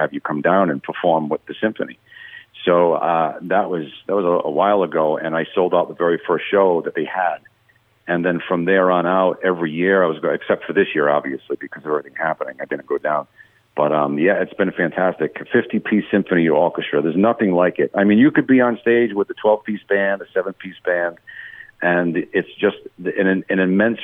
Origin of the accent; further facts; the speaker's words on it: East Coast, United States; I'm from the East Coast too. So I have some of that dialect that he had